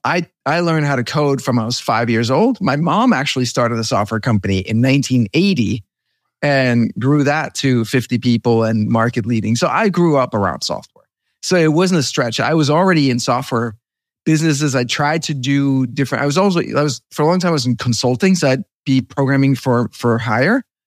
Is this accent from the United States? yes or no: no; Denmark; moved away; I'm from Denmark